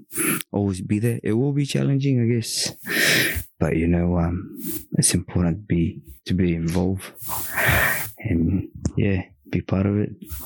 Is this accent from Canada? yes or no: no; Philippines; But for us and our parents, you know, I mean, being Filipino, divorce is non-existent, mate, nah, especially in Catholic, work, you know.